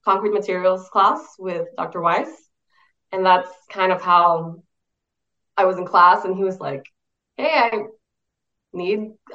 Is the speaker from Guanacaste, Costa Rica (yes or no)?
no; San José, Costa Rica; moved away as an adult; now in United States; I'm originally from San Jose, Costa Rica, in Latin America, above Panama